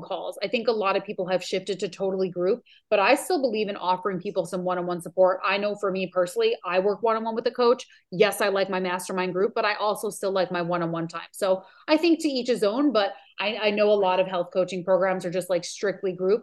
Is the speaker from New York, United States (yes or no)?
yes; New York, United States; now in Maui, United States; I'm from New York